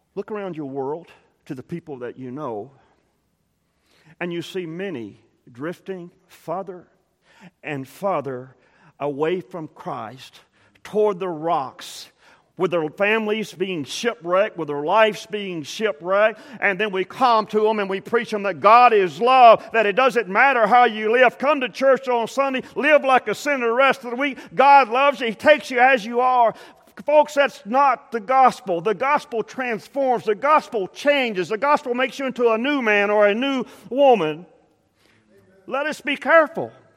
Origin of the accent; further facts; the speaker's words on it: South Texas coast, United States; I grew up on the South Texas coast, and Port O'Connor was, was close.